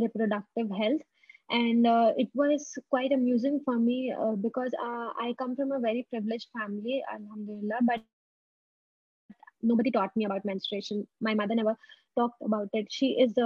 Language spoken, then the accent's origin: English; Kolkata, West Bengal, India; moved away as an adult; also born or lived in Delhi NCR; I came back to my hometown